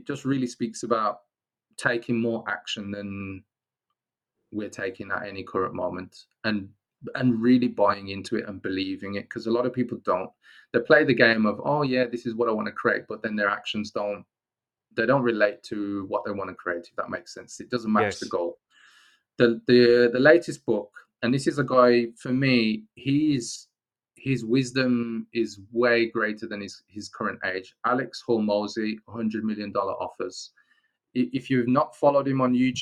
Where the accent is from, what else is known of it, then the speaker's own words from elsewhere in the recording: Wolverhampton, West Midlands, United Kingdom; I'm from the Black Country, Wolverhampton